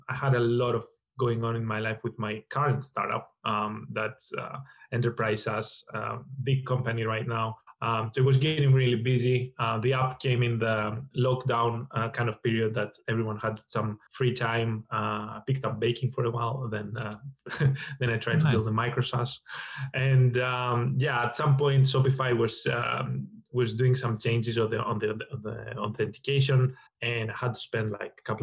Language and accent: English; Greece; moved away; also born or lived in London; I'm from Greece originally. I spent a lot of my time in London